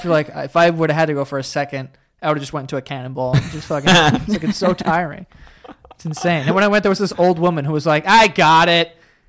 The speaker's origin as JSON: {"language": "English", "town": "New York City", "region": "New York", "country": "United States", "tie": "born or raised there", "said": "I was born and raised here, like 30 minutes from here."}